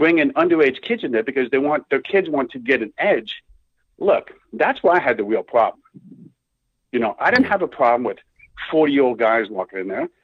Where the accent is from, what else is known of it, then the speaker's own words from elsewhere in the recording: Miami, Florida, United States; Born and raised in Miami